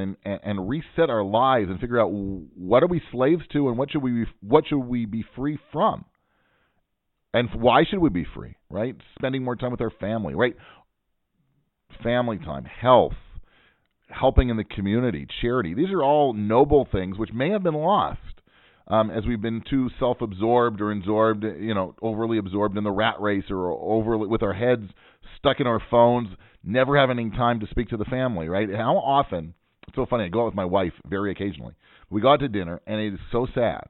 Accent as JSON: {"language": "English", "region": "Pacific Northwest", "country": "United States", "moved": "yes", "lives_now": "Israel", "said": "I'm from the Pacific Northwest, where we don't have any accents."}